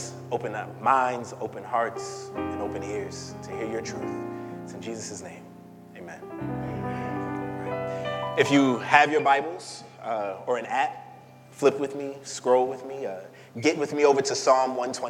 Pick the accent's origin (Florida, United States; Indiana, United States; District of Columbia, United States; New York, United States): New York, United States; New York City; I'm from Crown Heights, and I'm from Crown Heights back when it was Crown Heights